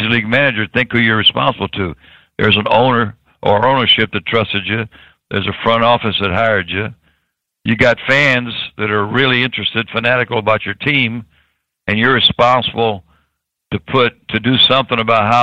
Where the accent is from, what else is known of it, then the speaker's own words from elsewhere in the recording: Tampa, Florida, United States; I was born in Tampa